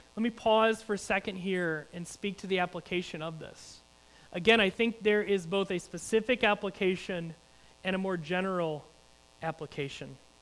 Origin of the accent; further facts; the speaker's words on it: United States; as American Christians